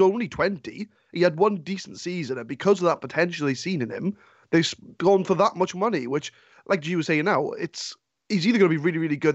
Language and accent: English; Swansea, Wales, United Kingdom; I'm from Swansea